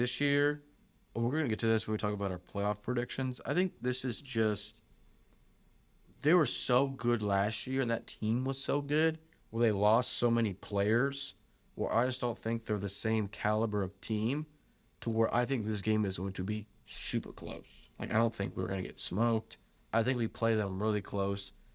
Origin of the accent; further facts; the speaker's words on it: Lexington, Kentucky, United States; we are from Lexington